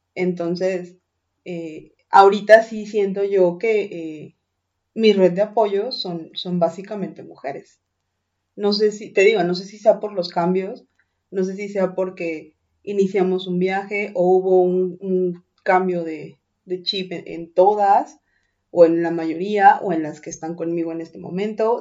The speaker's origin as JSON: {"language": "Spanish", "region": "Mexico City", "country": "Mexico", "moved": "yes", "said": "las personas que venimos de Ciudad de México"}